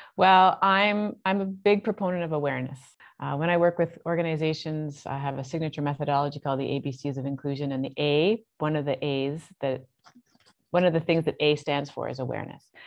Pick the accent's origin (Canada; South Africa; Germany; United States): Canada; also born or lived in Toronto; I'm Canadian